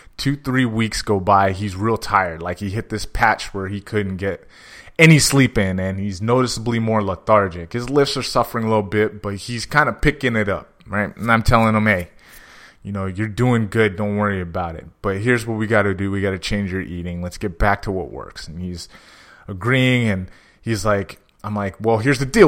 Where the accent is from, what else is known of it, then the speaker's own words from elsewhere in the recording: San Jose, California, United States; I'm from San Jose